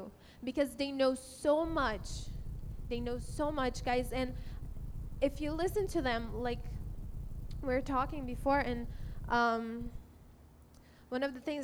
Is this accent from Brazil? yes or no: yes; Brazil; now in United States; I'm from Brazil, and God has given me a family here